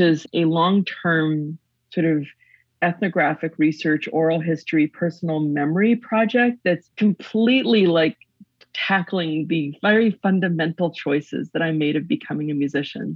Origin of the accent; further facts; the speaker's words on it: Western Canada, Canada; born or raised there